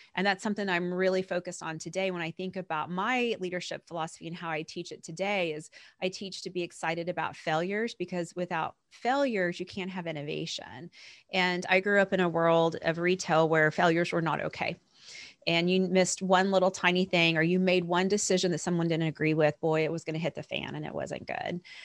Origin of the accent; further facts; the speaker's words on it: Oklahoma, United States; I was born and raised in Oklahoma